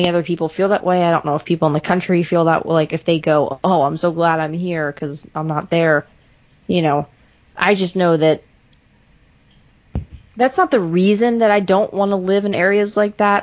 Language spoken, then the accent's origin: English; Baltimore, Maryland, United States; moved away; I'm originally from Baltimore area